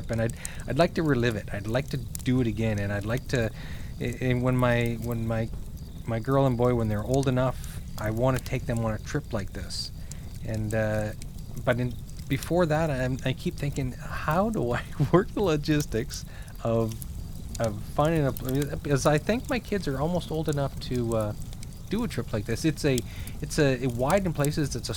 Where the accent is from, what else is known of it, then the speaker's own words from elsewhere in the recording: Hampton, New Brunswick, Canada; moved away; I grew up in New Brunswick, in a small town called Hampton